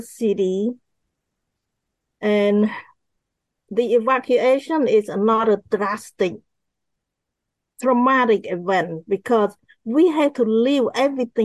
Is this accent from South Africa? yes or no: no; Cambodia; moved away; I grew up in Cambodia